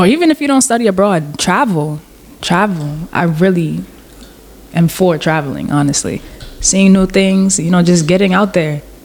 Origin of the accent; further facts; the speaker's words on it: Guyana; technically Guyana is not in the Caribbean. I'm South American